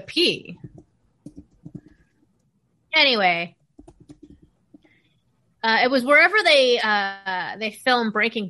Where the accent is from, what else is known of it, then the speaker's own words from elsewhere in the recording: Phoenix, Arizona, United States; Well, I grew up in Phoenix, which apparently has just always been like a mega city.